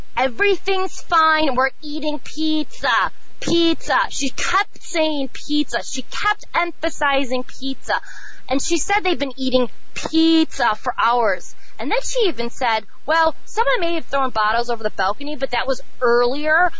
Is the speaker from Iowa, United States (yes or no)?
no; Chicago, Illinois, United States; I'm from Chicago